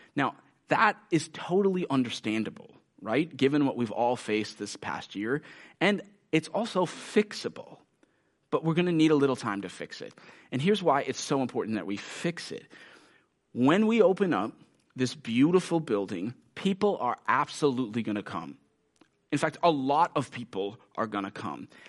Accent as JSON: {"language": "English", "country": "United States", "said": "many of us as American Christians"}